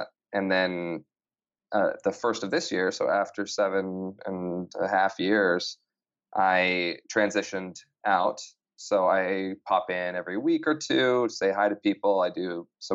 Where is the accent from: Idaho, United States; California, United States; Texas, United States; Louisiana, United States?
Idaho, United States; I grew up in Idaho, a small town.